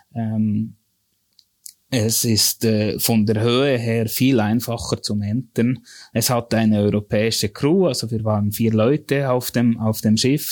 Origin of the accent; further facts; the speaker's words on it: near Thun, Bern, Switzerland; ich bin eigentlich ganz bürgerlich in dem Sinne aufgewachsen, in der, in der Nähe von Thun